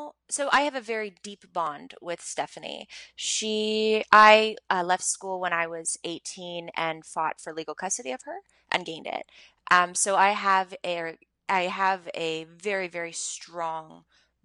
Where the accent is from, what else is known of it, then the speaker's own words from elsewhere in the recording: Montreal, Quebec, Canada; I grew up in Montreal. I'm born and raised in Montreal.